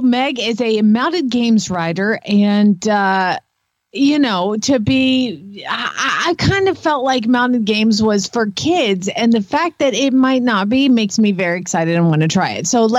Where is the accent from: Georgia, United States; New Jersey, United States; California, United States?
Georgia, United States; But that is how you are raised when you are in Georgia